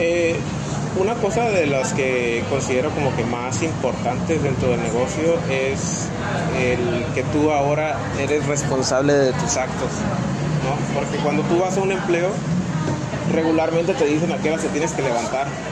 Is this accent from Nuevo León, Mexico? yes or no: no; El Metlapil, Guerrero, Mexico; mis orígenes son en, en Guerrero. Yo nado, nací en Guerrero, en el Metlapil, en el noventa.